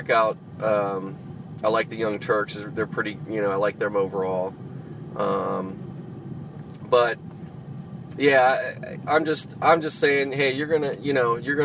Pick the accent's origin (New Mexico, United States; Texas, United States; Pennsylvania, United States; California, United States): Pennsylvania, United States; Pittsburgh; moved away; I grew up out in Pittsburgh